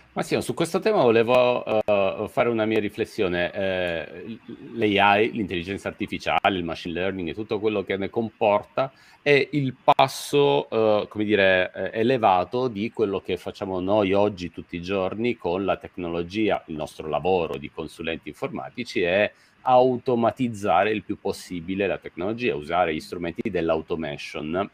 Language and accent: Italian; Messina, Sicily, Italy; now in Milan, Italy; sono nato e cresciuto a Messina, come sai bene, poi mi sono trasferito a Milano